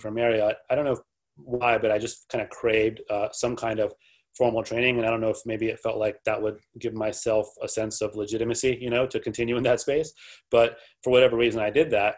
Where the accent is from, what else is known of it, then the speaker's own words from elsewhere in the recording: North Carolina, United States; moved away as an adult; also born or lived in New York; I grew up in the South in North Carolina